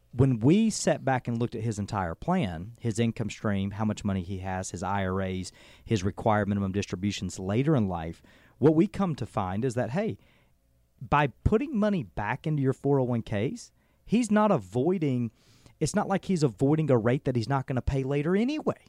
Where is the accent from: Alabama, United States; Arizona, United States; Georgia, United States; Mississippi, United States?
Georgia, United States; Adairsville; moved away as an adult; now in Cartersville, United States; Adair's was home, and, you know, as small as that community is